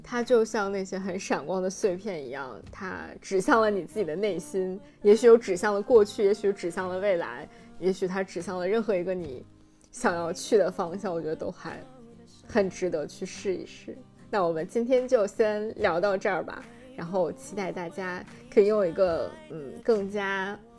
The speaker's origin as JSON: {"language": "Chinese", "region": "North China Plain", "country": "China", "tie": "born or raised there", "moved": "yes", "said": "我的家乡华北平原"}